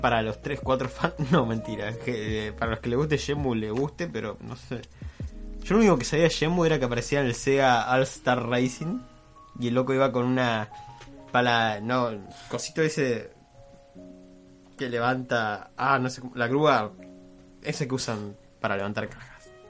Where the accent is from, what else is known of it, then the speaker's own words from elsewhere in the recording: Argentina; siendo argentinos